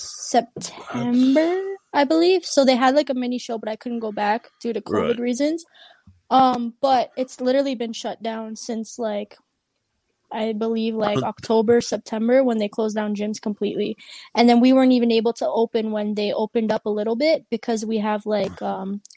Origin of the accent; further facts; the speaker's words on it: Canada; I'm Canadian